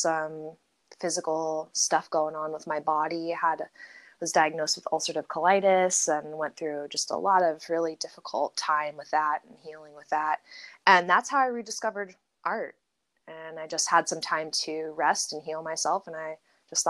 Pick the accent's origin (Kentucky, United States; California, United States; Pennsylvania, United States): California, United States; San Diego; I'm from San Diego originally, born and raised in San Diego